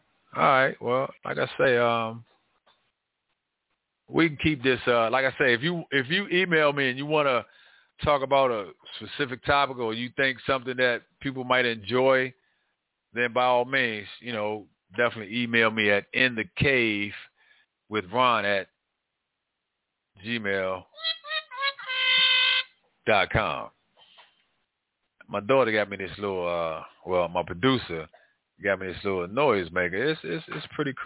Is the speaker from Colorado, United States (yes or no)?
no; Washington, District of Columbia, United States; growing up in Northwest Washington, D.C., it was great